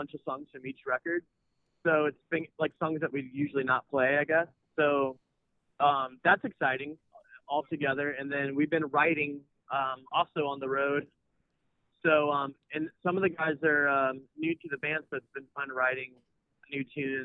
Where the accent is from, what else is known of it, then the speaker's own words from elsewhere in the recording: Raleigh, North Carolina, United States; I'm from Raleigh